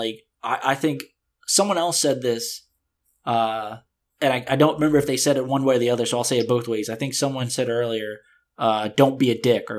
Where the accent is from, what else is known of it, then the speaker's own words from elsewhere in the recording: the South, United States; See, I grew up in the South, right?